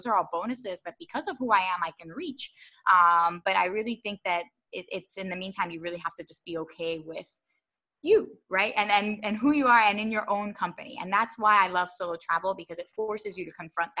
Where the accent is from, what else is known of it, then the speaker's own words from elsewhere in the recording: Philadelphia, Pennsylvania, United States; also born or lived in Baltimore; I grew up in Philadelphia